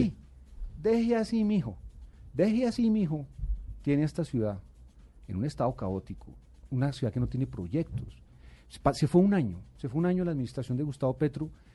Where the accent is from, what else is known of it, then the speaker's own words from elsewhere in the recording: Bogotá, Colombia; yo nací en Bogotá y y yo aspiro a morir en esta ciudad que es la mía